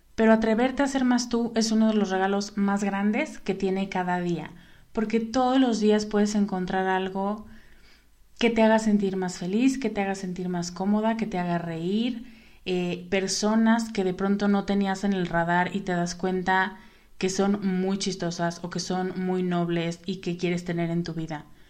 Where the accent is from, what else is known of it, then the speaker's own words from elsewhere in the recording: Mexico; en México, cuándo en mi país de origen o en mi lugar de origen